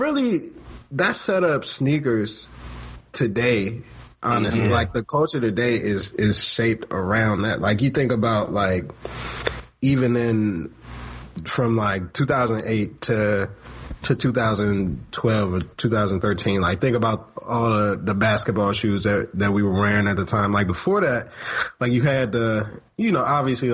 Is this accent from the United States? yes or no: yes; Capitol Heights, Maryland, United States; I'm from Capitol Heights